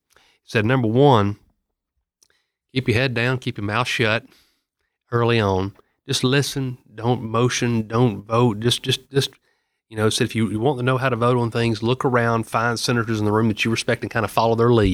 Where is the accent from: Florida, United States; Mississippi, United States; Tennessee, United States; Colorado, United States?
Tennessee, United States; Murfreesboro; I'm from Murfreesboro. I've got the fourteenth district, which is Rutherford, Bedford, Marshall, Moore, and Lincoln County. And, you know, I've spent my entire life in Rutherford County